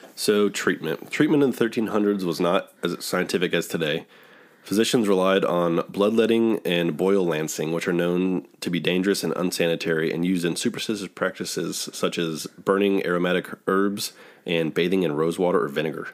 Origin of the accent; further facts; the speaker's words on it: Dayton, Ohio, United States; we're from Dayton, Ohio